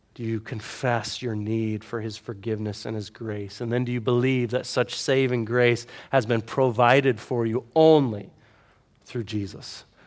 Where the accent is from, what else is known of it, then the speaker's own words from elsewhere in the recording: the South, United States; I grew up in the South, where there's a Baptist church on every corner.